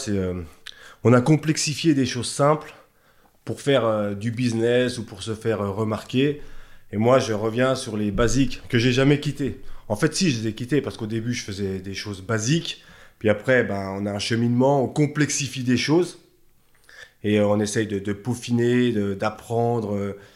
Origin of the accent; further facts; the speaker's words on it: Thonon-les-Bains, Auvergne-Rhône-Alpes, France; Ouais, moi je suis né à Tonon, je suis un chablaisien